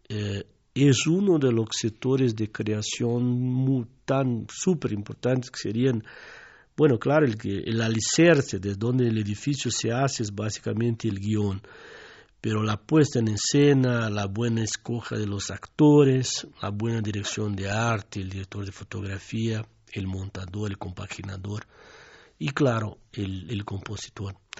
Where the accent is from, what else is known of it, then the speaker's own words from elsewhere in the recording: southern Brazil, Brazil; Spanish is a second language; moved away as an adult; also born or lived in Mexico; yo vengo desde el sur de Brasil